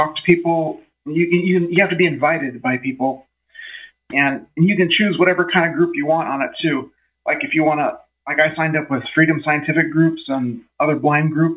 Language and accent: English; Orange County, California, United States; also born or lived in Omaha, Nebraska; now in Pensacola, United States; originally from California, Orange County originally